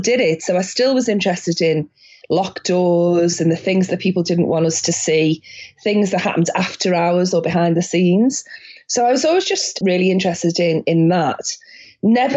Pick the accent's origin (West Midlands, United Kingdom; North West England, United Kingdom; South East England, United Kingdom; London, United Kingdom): North West England, United Kingdom; Liverpool; I grew up in Liverpool in the northwest of England